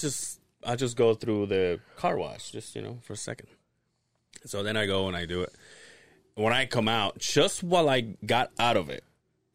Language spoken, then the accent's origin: English; Loltun caves area, Yucatán, Mexico; moved away; So, right there, that's in my hometown.